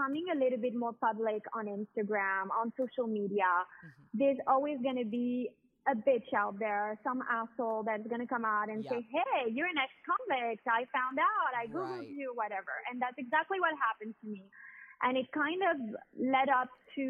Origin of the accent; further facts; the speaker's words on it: Miami, Florida, United States; moved away as an adult; also born or lived in France / New York, United States; now in Monaco; born in the United States and grew up in Miami, but lived part of my life in France, which is where my parents are from